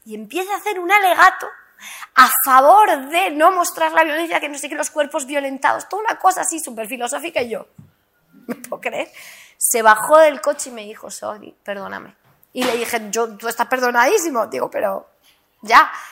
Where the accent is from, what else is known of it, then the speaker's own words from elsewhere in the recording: South Lebanon, Lebanon; yo soy del sur del Líbano, de la frontera con Palestina.